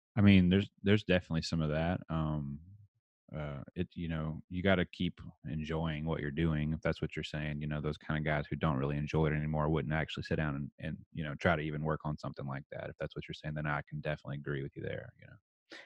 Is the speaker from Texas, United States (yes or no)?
yes; Texas, United States; accent: redneck; I'm from Texas